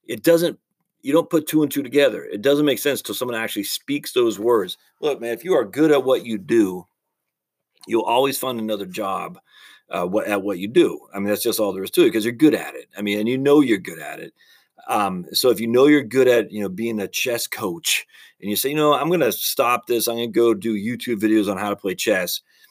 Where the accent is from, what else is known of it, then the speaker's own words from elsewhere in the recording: Maine, United States; when I was a kid growing up in Maine